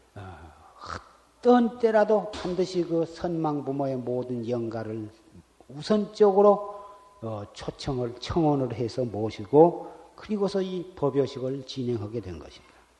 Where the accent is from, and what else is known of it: South Korea